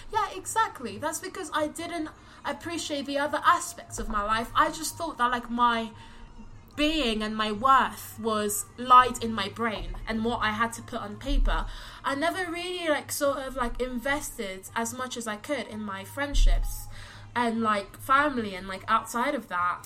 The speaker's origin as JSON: {"language": "English", "region": "London", "country": "United Kingdom", "said": "I'm from London"}